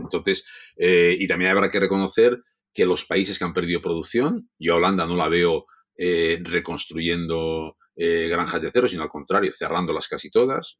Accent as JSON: {"language": "Spanish", "region": "Catalonia", "country": "Spain", "said": "como catalanes, como, como gente que nos gusta el dinero"}